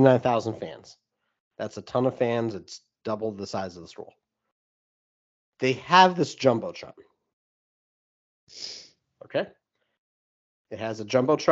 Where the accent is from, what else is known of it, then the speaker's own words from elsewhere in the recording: New York, United States; As a New Yorker